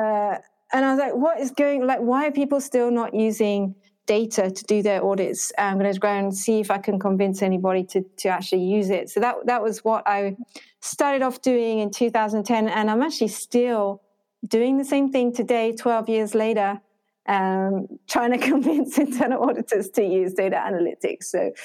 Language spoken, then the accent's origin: English; Ho Chi Minh City, Vietnam; I'm from Ho Chi Minh City, but I'm not very Vietnamese. Don't sound very Vietnamese.